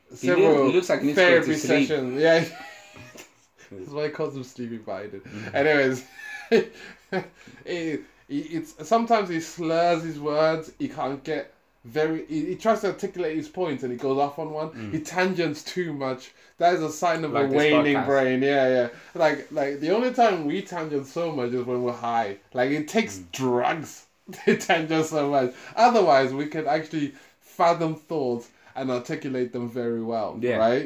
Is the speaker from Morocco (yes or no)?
no; United Kingdom; as British people